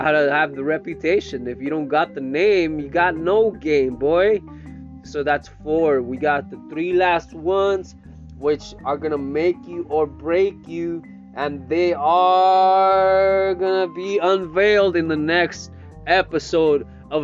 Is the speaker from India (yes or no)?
no; Salinas, California, United States; also born or lived in Stockton, California; I grew up here in Salinas since 1989